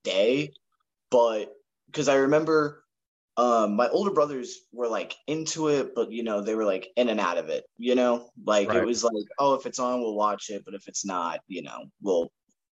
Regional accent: Akron, Ohio, United States; from Akron originally, and I was going to preschool, daycare, kindergarten

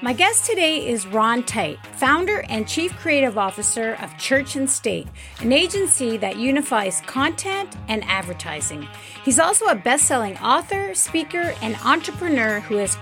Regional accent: Montreal, Quebec, Canada; I'm from Montreal too. West

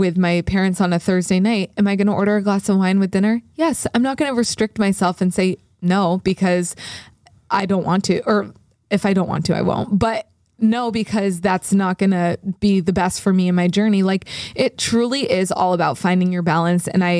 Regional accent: United States; We're American.

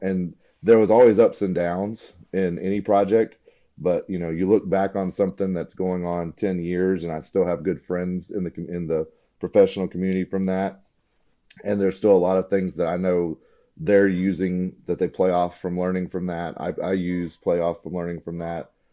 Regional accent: Alabama, United States; I grew up in Alabama, uh, went to Auburn, War Eagle

